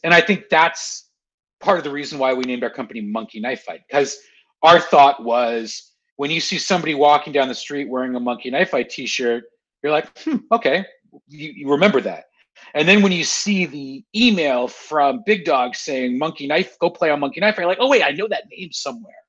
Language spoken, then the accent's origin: English; Canada; I'm a Canadian